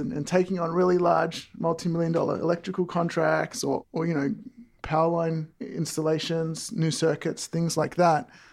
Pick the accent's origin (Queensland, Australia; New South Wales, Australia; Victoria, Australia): Victoria, Australia; Melton; now in Walnut Creek, United States; originally I'm from, uh, the webs, western suburbs, uh, in Victoria, Australia